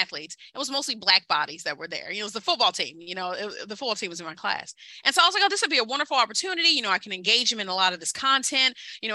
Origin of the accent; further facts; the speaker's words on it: Kentucky, United States; I'm from Kentucky. I'm from coal country.